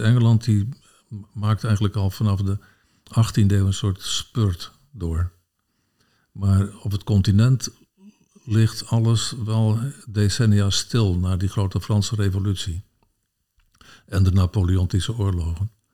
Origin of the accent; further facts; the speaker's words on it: Sneek, Friesland, Netherlands; ik ben opgegroeid in Sneek